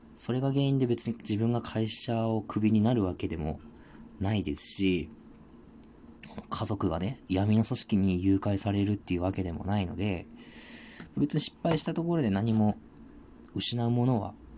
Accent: Tohoku, Japan; 僕地元東北なんですけど

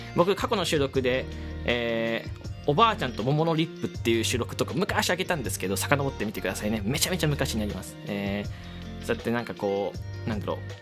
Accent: Fukuoka, Japan; 福岡の、えー、とこに越してきて、で、まあ、僕の地元に、えー、住んでたんですよね

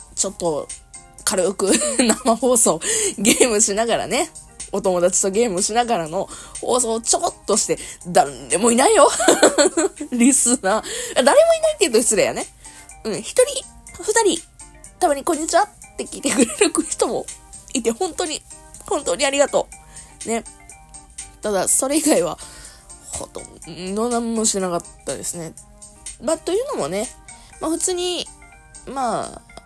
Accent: Kansai, Japan; accent: Kansai-ben; moved away as an adult; now in Kanto, Japan; 関西弁喋る場

